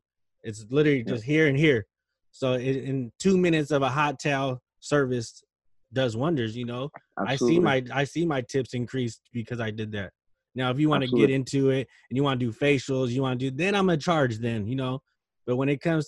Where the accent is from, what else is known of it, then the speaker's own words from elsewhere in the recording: Stockton, California, United States; I'm from Stockton, you know, I'm from the hood.